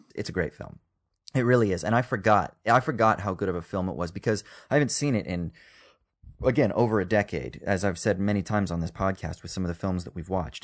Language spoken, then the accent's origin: English; Orange County, California, United States; also born or lived in Los Angeles; I was born in L A, but I grew up in Orange County.